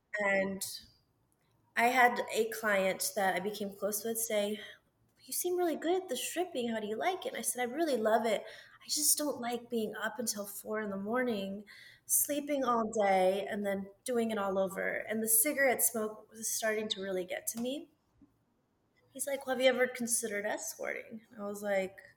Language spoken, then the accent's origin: English; Las Cruces, New Mexico, United States; moved away; So I'm originally from Las Cruces, New Mexico